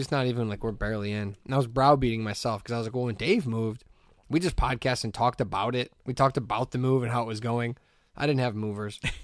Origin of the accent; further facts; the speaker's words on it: Hessville, Indiana, United States; I'm fifteen and I'm from Hessville